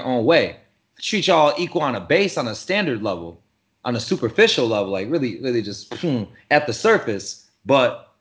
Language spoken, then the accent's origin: English; Port Huron, Michigan, United States; moved away as an adult; also born or lived in Flint, Michigan; now in Tampa Bay, United States; growing up in Port Huron